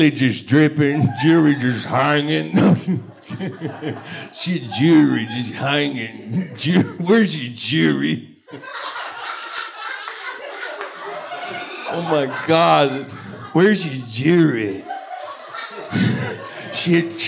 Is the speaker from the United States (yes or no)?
yes; Texas, United States; now in Los Angeles, United States; I grew up in Texas. That's horrible. I got away from it